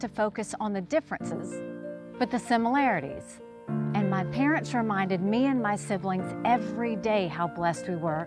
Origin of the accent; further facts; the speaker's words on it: South Carolina, United States; I was born and raised in South Carolina